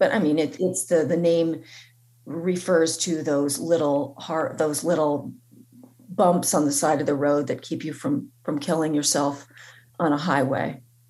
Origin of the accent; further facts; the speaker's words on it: Vermont, United States; You know, you are from New Hampshire and I'm from Vermont